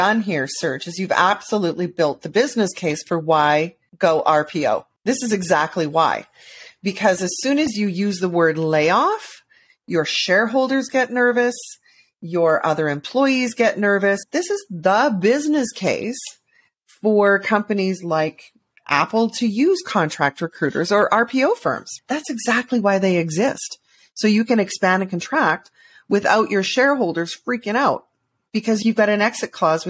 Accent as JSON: {"language": "English", "country": "Canada", "said": "As a Canadian, I think we all do."}